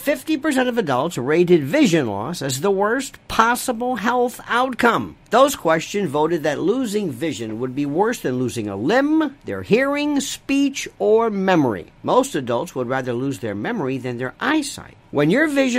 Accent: Florida, United States; growing up in Florida

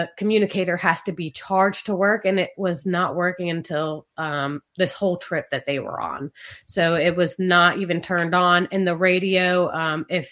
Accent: East Coast, United States; growing up on the East Coast and on the water our whole lives

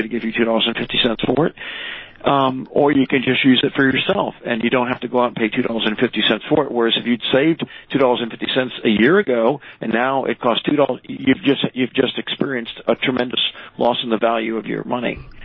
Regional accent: United States; I'm an American through and through

